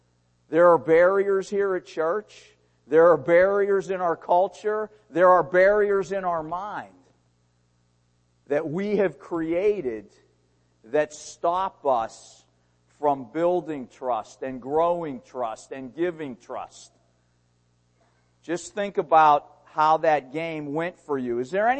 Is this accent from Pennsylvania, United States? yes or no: yes; Pittsburgh, Pennsylvania, United States; born there; When I said Pittsburgh, I was born in Pittsburgh.